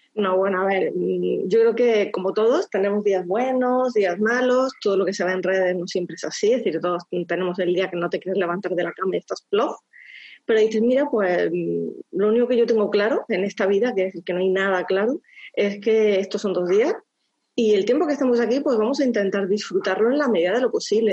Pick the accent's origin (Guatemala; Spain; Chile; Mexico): Spain; Andalusia; also born or lived in France; soy andaluza